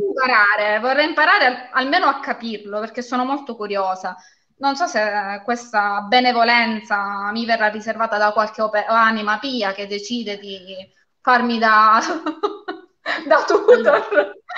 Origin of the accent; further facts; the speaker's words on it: Castrovillari, Calabria, Italy; moved away as an adult; also born or lived in Catanzaro; now in Spezzano Albanese, Italy; io sono nata e vissuta a Castrovillari, mm, provincia di Cosenza